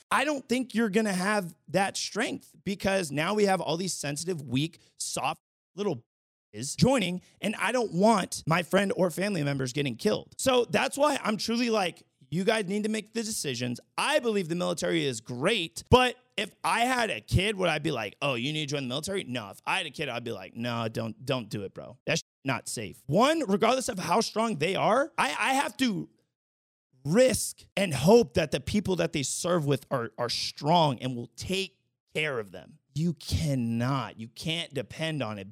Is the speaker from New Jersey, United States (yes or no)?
no; the Bay Area, California, United States; moved away as an adult; now in Las Vegas, United States; I'm, like, born and raised in California from the Bay